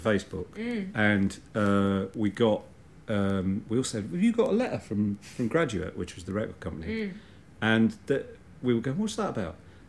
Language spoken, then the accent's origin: English; East Midlands, United Kingdom; I was brought up in the Midlands, in the East Midlands, actually, the better half of the Midlands.